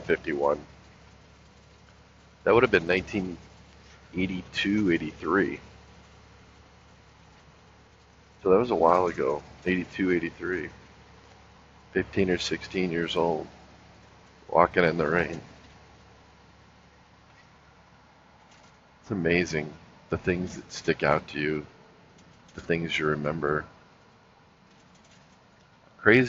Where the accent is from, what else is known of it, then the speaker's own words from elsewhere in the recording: Los Angeles, California, United States; moved away as an adult; also born or lived in North Carolina; growing up in Los Angeles